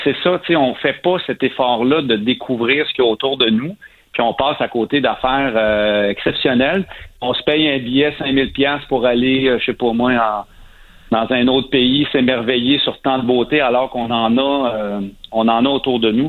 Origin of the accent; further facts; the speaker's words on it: Saint-Ours, Quebec, Canada; j'ai grandi à Saint-Ours, qui est un petit village à 15 minutes de cet endroit-là.